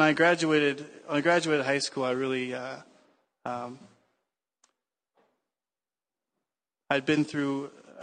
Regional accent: United States; I am American

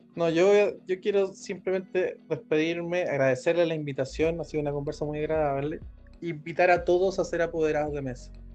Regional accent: Rancagua, O'Higgins, Chile; mi ciudad natal, en Rancagua

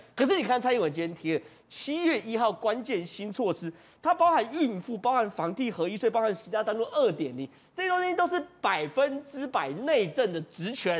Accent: Taiwan; 柏油路融化，其实我们台湾人也都有经验

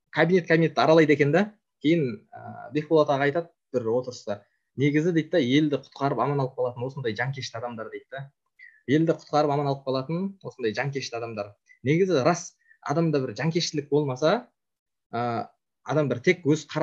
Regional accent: Kazakhstan; біз өзіміз қазақпыз қазақ болып қалуымыз керек

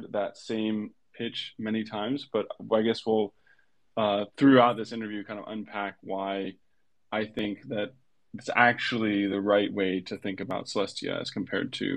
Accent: Hawaii, United States; moved away; I grew up in Hawaii

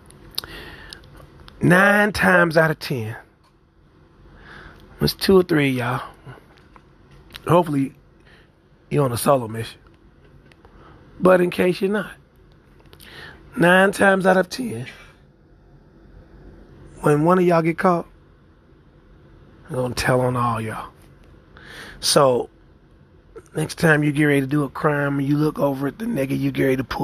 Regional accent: Kansas City, Missouri, United States; my hometown, Kansas City, Missouri

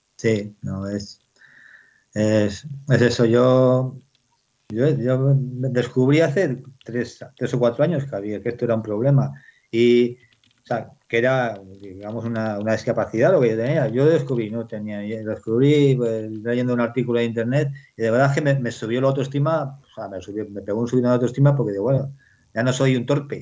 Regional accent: Bellardardo, Castile and León, Spain; pueblo donde nací, en Bellardardo, que mi, padre estaba trabajando para unas terratenientes

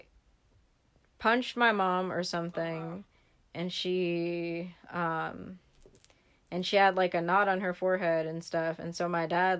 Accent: San Francisco Bay Area, California, United States; also born or lived in Fairfield, California / Oakland, California; I grew up over there in the Bay

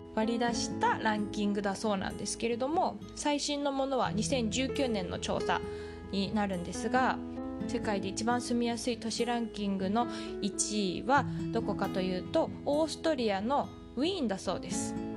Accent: Tokyo, Japan; moved away; 私は東京で育った

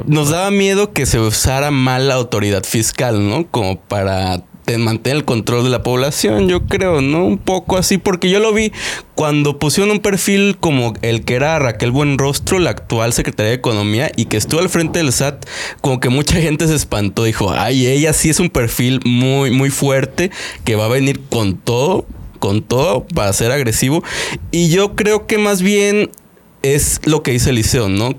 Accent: Mexico

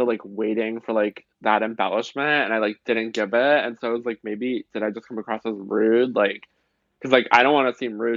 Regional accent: Pittsburgh, Pennsylvania, United States; also born or lived in Minnesota; I'm kind of like mostly Pittsburgh, some Minnesota

